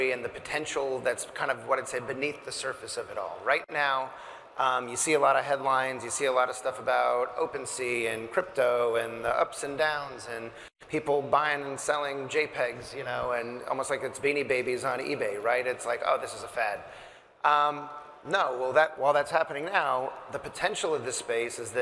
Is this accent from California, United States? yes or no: yes; Southern California, United States; I'm from Southern California